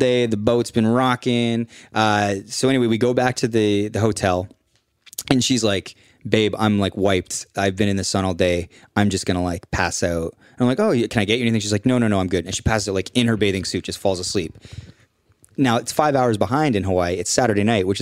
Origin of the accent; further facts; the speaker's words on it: Canada; I'm from Canada.